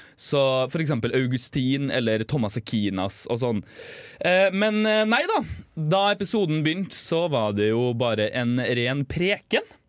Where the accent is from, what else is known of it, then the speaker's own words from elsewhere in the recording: Northern Norway, Norway; accent: northern Norwegian; Som dere sikkert hører, så kommer jo jeg fra, fra nord